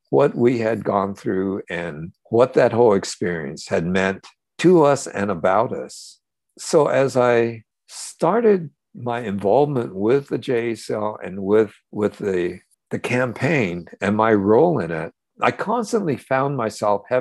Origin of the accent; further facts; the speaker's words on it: United States; all those things that I had carried in all those years growing up in America and being part of all the conflicts that that we were experienced as Japanese Americans.